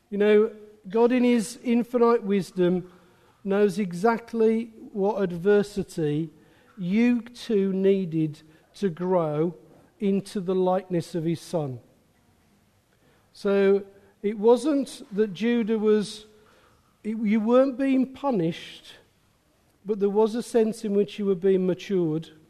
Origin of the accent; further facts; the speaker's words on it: England, United Kingdom; accent: Midland; My Midland accent's gone.